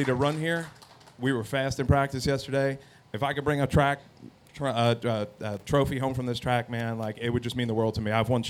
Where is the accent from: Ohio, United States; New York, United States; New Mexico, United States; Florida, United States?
New York, United States; growing up in New York